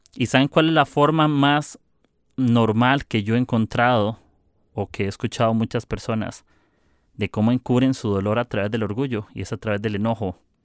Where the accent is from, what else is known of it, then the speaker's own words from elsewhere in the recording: Costa Rica; soy de Costa Rica